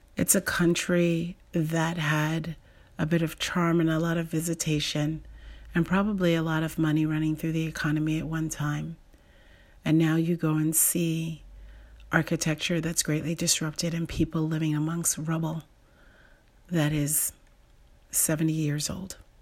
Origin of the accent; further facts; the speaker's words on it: United States; someone like me, who's an American